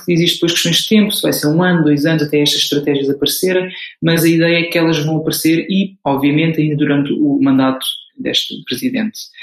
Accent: Portugal; moved away as an adult; now in Brussels, Belgium; eu sou português. Vivo eh, em Bruxelas já há cerca de dois anos

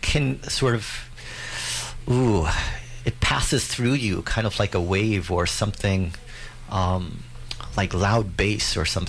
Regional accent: Canada; I'm the Canadian one

